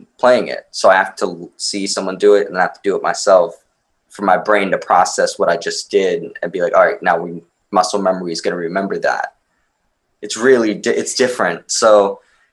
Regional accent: Maryland, United States; born or raised there; also born or lived in Romania

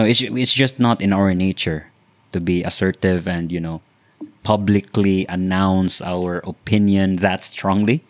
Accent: Philippines

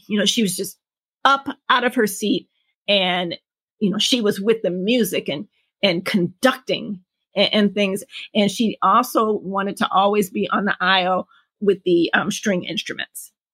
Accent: Detroit, Michigan, United States; born and raised in Detroit, Michigan

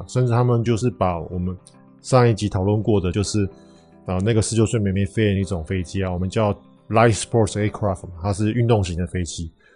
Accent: Taiwan; 那我们台湾人到底有没有机会可以跟这个美美一样，能，能够全世界飞呢

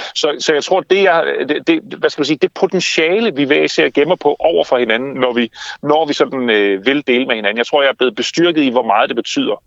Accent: Denmark; vi danskere, nogle af verdens lykkeligste mennesker

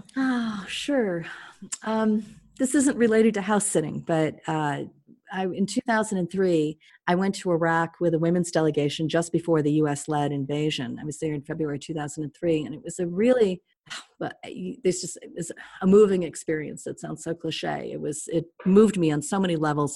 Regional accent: United States; I was very welcomed as an American

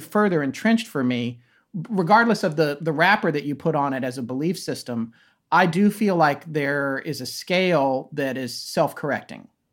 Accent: Raleigh, North Carolina, United States; also born or lived in Death Valley, California / Denver, Colorado; I moved to Raleigh, North Carolina, which is where I consider myself as being from. I grew up more in North Carolina

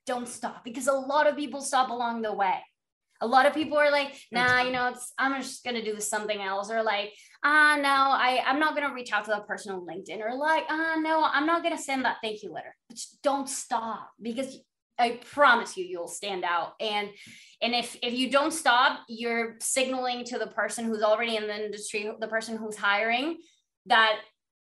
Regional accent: Panama; moved away as an adult; also born or lived in Florida, United States; I'm from Panama

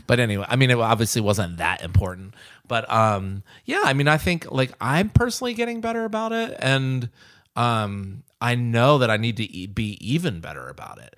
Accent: the South, United States; now in Nashville, United States; I grew up in the South

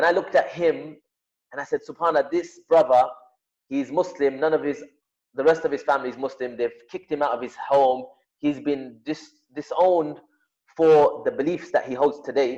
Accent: London, United Kingdom; moved away; also born or lived in Nottingham; I'm from London and I went and lived up in Nottingham, living alone, you know, coming from a Pakistani family

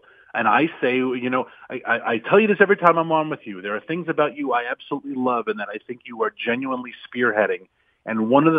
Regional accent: Virginia, United States; my home state of Virginia

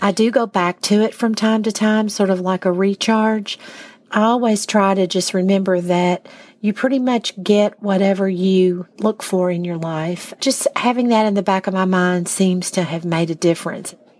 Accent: Minnesota, United States; I grew up in Minnesota

